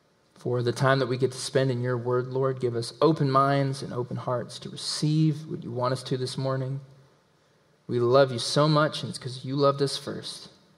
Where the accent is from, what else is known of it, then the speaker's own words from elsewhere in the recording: the South, United States; accent: southern; and this is in my southern accent, is the Greek word angelos.